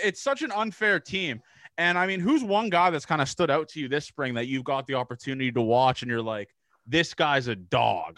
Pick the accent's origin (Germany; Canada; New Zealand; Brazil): Canada; growing up in Canada